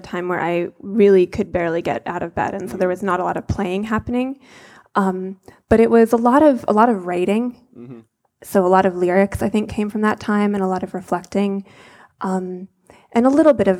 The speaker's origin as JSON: {"language": "English", "region": "Vermont", "country": "United States", "tie": "born or raised there", "said": "I was born in Vermont"}